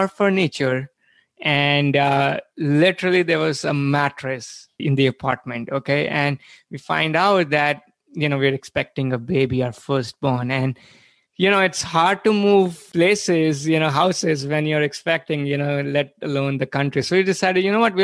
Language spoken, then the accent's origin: English; India; moved away as an adult; now in United States; I was born and brought up in India, where, you know, I did my undergrad